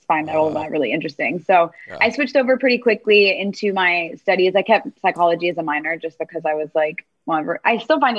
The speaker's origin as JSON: {"language": "English", "town": "Miami", "region": "Florida", "country": "United States", "tie": "born or raised there", "moved": "yes", "said": "So I'm from Miami originally. So Miami, Florida. So I was really lucky and I grew up near"}